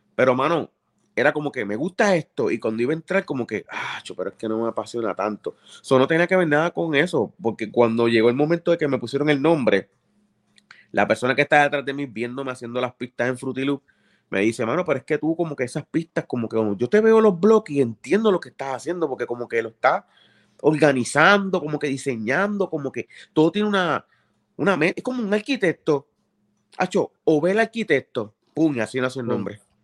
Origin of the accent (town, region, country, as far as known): Bayamón, Puerto Rico; born or raised there; also born or lived in Río Piedras / Carolina